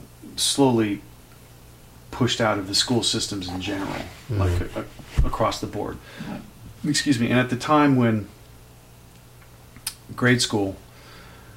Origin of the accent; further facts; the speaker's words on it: Oakland, California, United States; moved away as an adult; now in New York City, United States; I love growing up in California and Oakland, and that's my hometown.